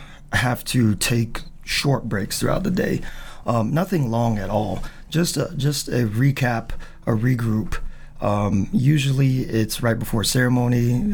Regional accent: Charleston, South Carolina, United States; also born or lived in Naples, Italy / Philippines; I was born in Naples and came to Charleston in 85, so I was about 2 years old. Aww. So I was raised here.

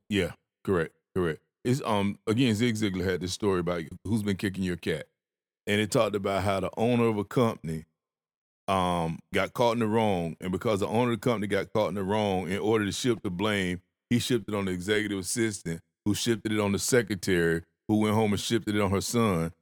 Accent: the South, United States; I had manners 'cause I was from the South. I grew up with manners

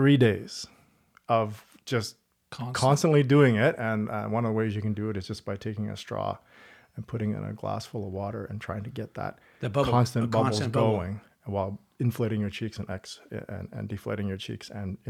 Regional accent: East Coast, Canada; also born or lived in Toronto; Born in Toronto, grew up on the East Coast.

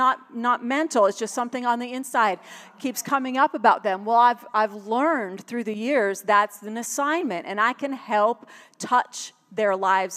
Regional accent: Buffalo, New York, United States; moved away; also born or lived in Tulsa, Oklahoma; I was from Buffalo

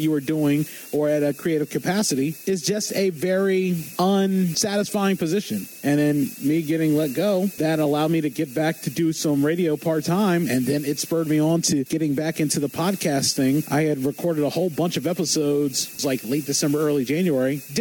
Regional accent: Eastern Shore of Maryland, United States; growing up on the Eastern Shore of Maryland

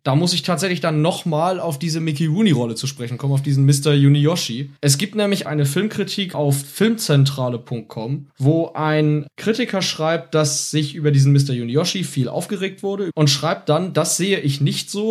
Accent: Germany; bei uns in Deutschland

